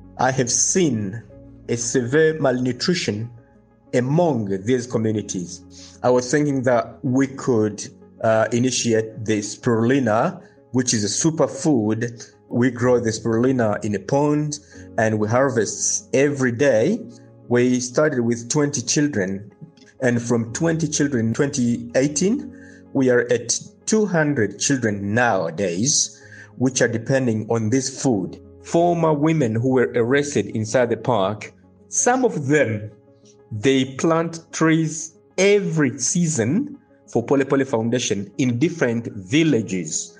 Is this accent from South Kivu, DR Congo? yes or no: yes; Bukavu, South Kivu, DR Congo; I was born in Bukavu, Democratic Republic of Congo, near the Kahuzi Biega National Park